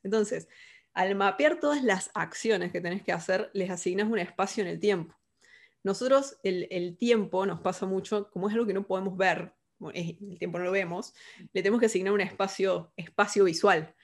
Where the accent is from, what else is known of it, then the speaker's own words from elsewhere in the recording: Córdoba, Argentina; moved away as an adult; also born or lived in Carlos Paz, Argentina; now in Buenos Aires, Argentina; Soy cordobesa, argentina